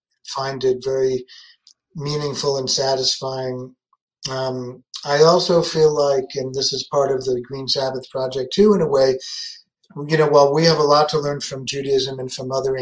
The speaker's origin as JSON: {"language": "English", "town": "New York City", "region": "New York", "country": "United States", "tie": "born or raised there", "moved": "as an adult", "lives_now": "Berlin, Germany", "said": "I grew up in New York City, in the Bronx"}